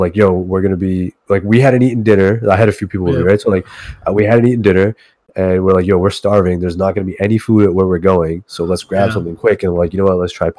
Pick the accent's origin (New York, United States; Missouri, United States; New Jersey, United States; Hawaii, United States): New York, United States; I grew up in New York